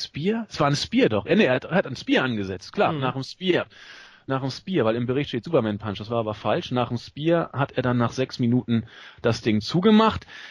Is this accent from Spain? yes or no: no; Northern Germany, Germany; accent: norddeutsch; mit meinem norddeutschen Akzent